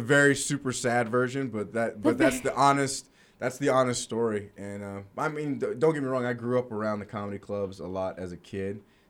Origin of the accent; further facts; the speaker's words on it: Los Angeles, California, United States; now in Salt Lake City, United States; I grew up in Los Angeles, and in the 80s. I'm that old.